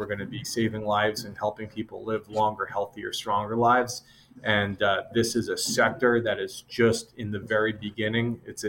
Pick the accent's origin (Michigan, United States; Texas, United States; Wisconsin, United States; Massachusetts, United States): Massachusetts, United States; But I'll just say that I grew up in the Northeast, the small town outside of Boston.